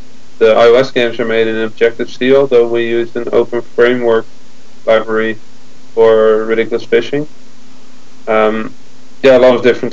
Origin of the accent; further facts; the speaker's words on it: Netherlands; we are Dutch